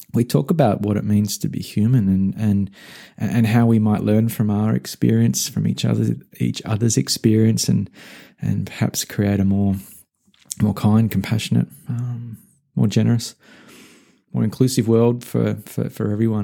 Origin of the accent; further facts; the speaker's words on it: Australia; moved away as an adult; also born or lived in Melbourne; now in United States; My home country, uh, Australia and the relative safety and security and familiarity it provided, I decoupled from as I left and moved to the US